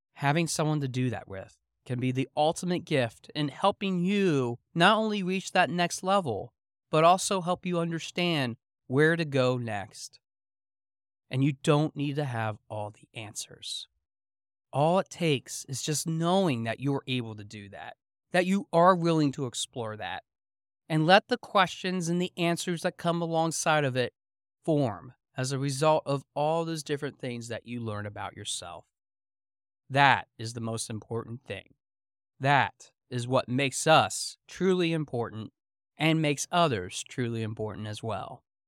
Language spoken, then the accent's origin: English; Pennsylvania Dutch country, United States; growing up in Pennsylvania Dutch country